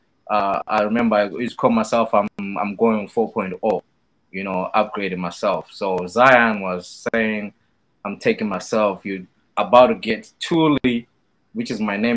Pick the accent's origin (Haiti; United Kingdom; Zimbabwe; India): Zimbabwe; I'm from Southern Africa, Zimbabwe